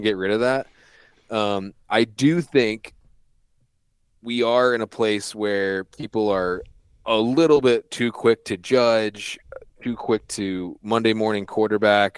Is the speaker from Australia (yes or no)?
no; East Coast, United States; I grew up on the East Coast, so my dad had me out in, like, dove fields and stuff when I was seven, eight years old